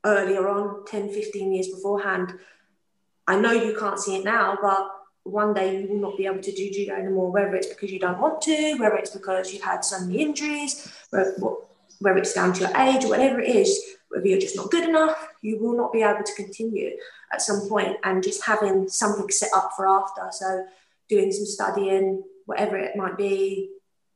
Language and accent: English; London, United Kingdom; accent: London; now in Scotland, United Kingdom; My accent, definitely from London.